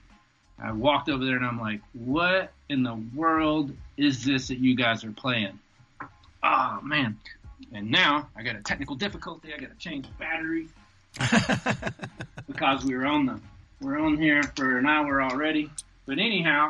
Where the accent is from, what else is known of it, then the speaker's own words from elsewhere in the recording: Alabama, United States; moved away; also born or lived in Atlanta; while I was in Alabama, I grew up in the woods